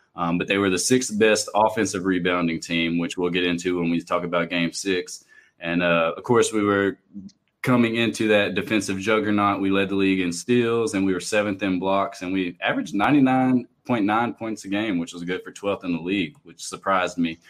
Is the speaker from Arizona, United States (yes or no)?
no; Columbia, Tennessee, United States; where we grew up in Columbia, Tennessee